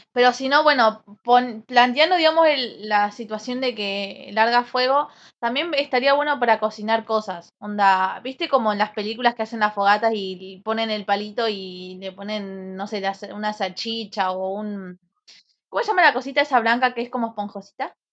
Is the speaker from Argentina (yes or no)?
yes; Colón, Argentina; Soy de Colón